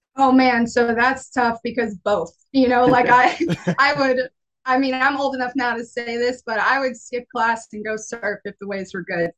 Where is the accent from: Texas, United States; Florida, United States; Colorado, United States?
Florida, United States; New Smyrna Beach; I was born and raised pretty much in New Smyrna Beach, Florida uh, lived here my whole life